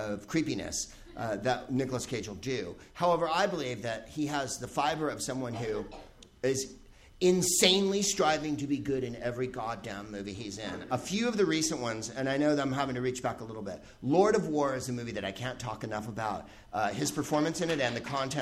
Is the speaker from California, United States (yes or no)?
yes; San Francisco, California, United States; moved away; I'm from San Francisco.